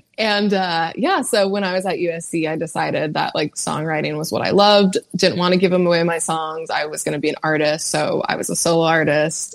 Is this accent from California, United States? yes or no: yes; California, United States; now in Nashville, United States; I'm from California